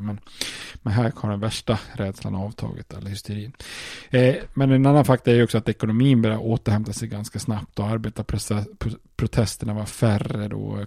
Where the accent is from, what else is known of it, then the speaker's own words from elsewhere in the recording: Sweden; som svensk